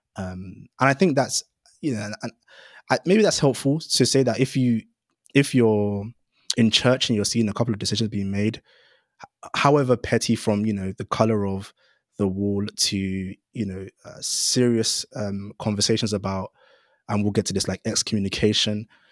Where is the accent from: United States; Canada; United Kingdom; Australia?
United Kingdom; London; I grew up in Greenwich, so the rural borough of Greenwich